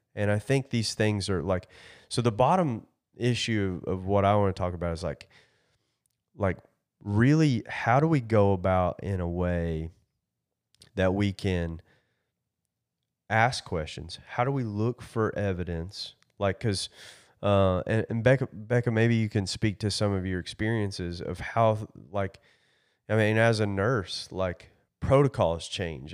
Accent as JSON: {"language": "English", "region": "Kentucky", "country": "United States", "said": "I am from Kentucky"}